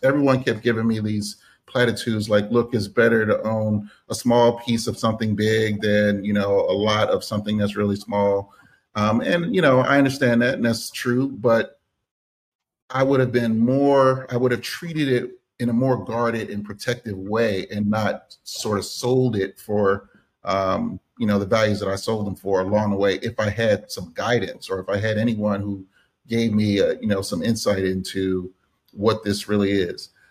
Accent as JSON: {"language": "English", "town": "Philadelphia", "region": "Pennsylvania", "country": "United States", "tie": "born or raised there", "said": "I'm from Philadelphia, Pennsylvania, born and raised inside the city"}